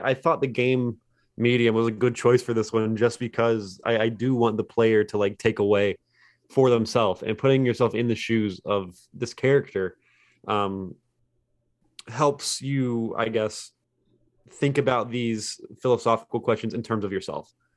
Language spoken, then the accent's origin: English; Fairmont, West Virginia, United States; I'm from Fairmont, West Virginia. It's a small place.